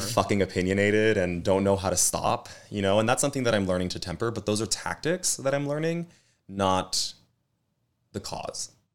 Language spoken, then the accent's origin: English; Los Angeles, California, United States; I grew up in East L A, Boyle Heights